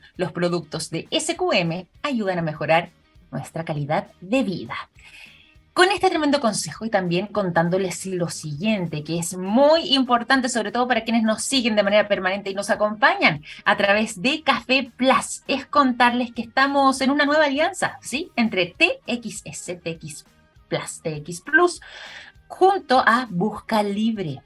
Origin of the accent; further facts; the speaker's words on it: Chile; nosotros en nuestro país